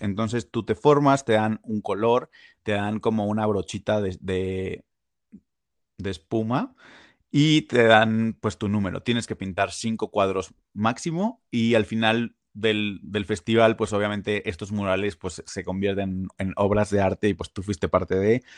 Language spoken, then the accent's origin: Spanish; Mexico; also born or lived in Puebla; nosotros como mexicanos